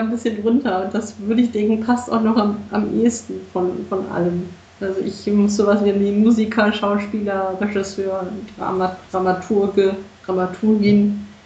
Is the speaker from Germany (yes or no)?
yes; Berlin, Germany; Ich bin davon noch nicht überzeugt als Berliner.